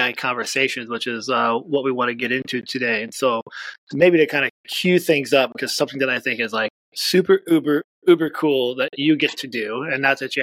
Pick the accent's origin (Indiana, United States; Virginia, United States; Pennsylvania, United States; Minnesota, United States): Indiana, United States; now in Iowa, United States; I grew up in Indiana. I live in Iowa